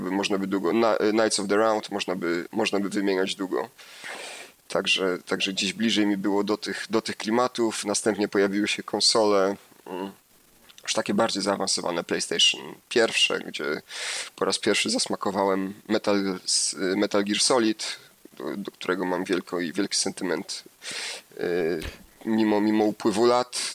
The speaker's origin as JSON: {"language": "Polish", "region": "Lower Silesian Voivodeship", "country": "Poland", "said": "Ja pochodzę z Dolnego Śląska"}